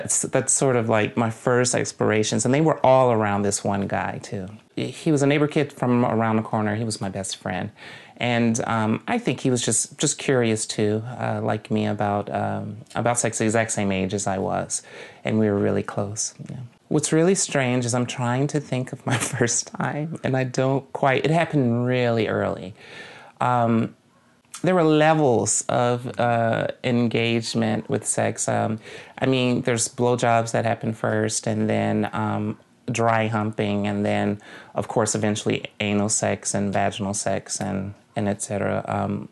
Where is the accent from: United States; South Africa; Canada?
United States; Jackson, Mississippi; my hometown is Jackson, Mississippi